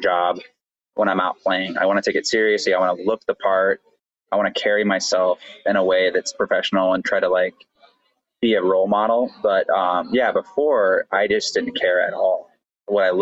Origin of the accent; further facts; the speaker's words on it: Austin, Texas, United States; I'm from Austin, Texas